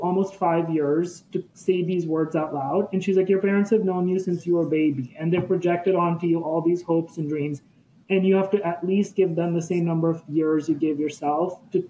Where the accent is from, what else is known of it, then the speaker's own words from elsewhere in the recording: India; moved away as an adult; also born or lived in Los Angeles, United States; growing up in India